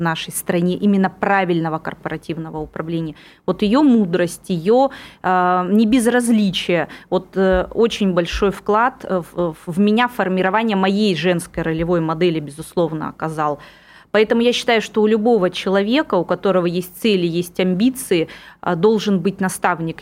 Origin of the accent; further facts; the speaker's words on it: Irkutsk, Irkutsk Oblast, Russia; moved away as an adult; also born or lived in Megion, Russia; now in Moscow, Russia; вот это мой родной город, который меня полностью вырастил